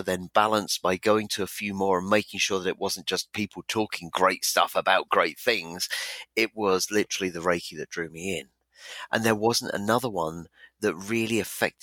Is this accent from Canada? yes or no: no; Ipswich, East of England, United Kingdom; my hometown of Ipswich in England